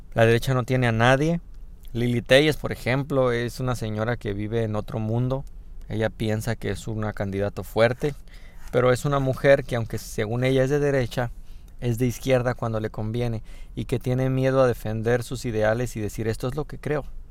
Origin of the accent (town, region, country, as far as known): Mexico